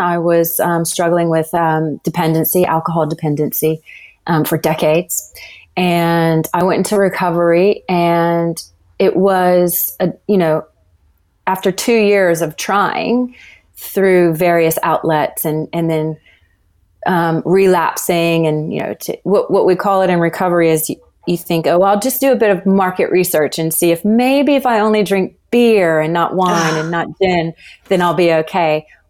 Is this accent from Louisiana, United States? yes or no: yes; Louisiana, United States; moved away as an adult; also born or lived in Los Angeles; Yeah, I grew up in Louisiana.